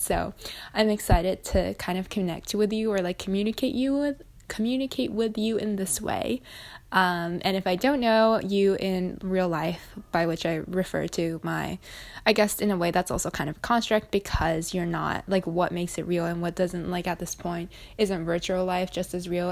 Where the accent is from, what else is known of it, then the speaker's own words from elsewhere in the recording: Japan; I'm from Japan as well